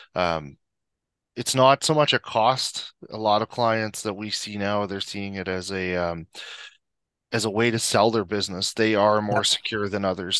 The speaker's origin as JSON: {"language": "English", "region": "Prince Edward Island", "country": "Canada", "moved": "as an adult", "lives_now": "Calgary, Canada", "said": "so I'm originally from Prince Edward Island. I moved out here in 2005"}